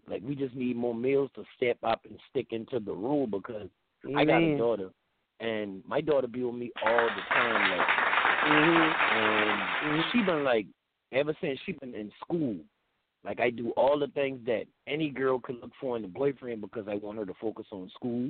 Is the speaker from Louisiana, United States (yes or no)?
no; Charleston area, South Carolina, United States; accent: Geechee; I'm from Highway 17 and a little neighborhood called Red Talk